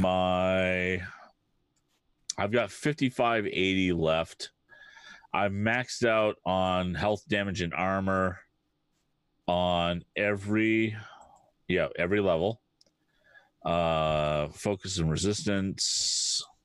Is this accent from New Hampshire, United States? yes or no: yes; New Hampshire, United States; I grew up in New Hampshire